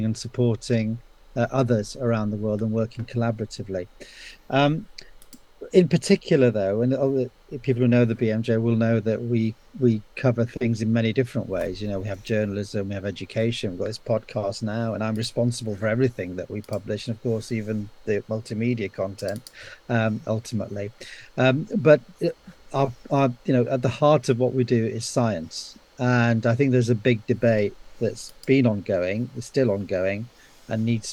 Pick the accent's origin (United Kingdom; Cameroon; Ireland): United Kingdom; also born or lived in Pakistan; I experienced the effects of colonialism as I was growing up as an immigrant in the UK